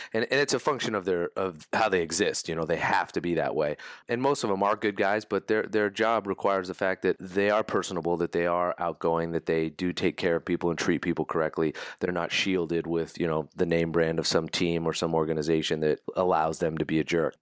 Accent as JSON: {"language": "English", "region": "California", "country": "United States", "tie": "born or raised there", "said": "growing up in California"}